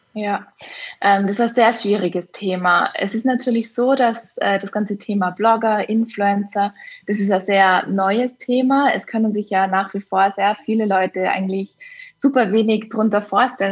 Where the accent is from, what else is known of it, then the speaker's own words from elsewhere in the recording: Innsbruck, Tyrol, Austria; auf Innsbruck bezogen, auf meine Heimatstadt